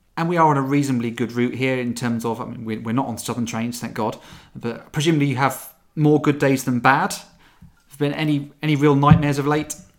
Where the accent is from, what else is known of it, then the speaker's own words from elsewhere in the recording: St Neots, East of England, United Kingdom; my hometown of Saint Niets